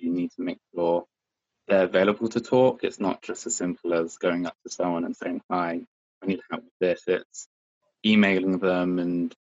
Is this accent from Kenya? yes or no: no; Bicester, South East England, United Kingdom; I was born and raised in Bicester, which is a town in Oxfordshire.